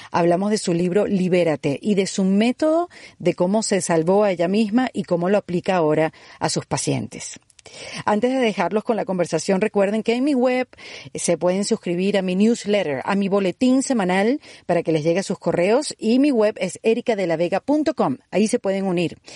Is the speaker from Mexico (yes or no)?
no; Venezuela